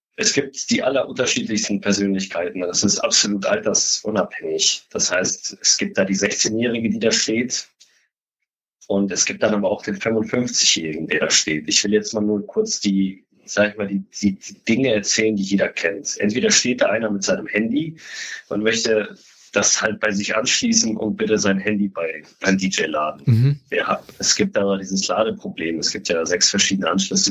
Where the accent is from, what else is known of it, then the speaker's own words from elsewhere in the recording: Hamburg, Germany; für mich als Hamburger